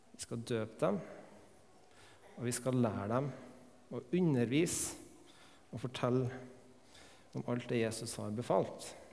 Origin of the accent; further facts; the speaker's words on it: Melhus, Trøndelag, Norway; Jeg er oppvokst her på Melhus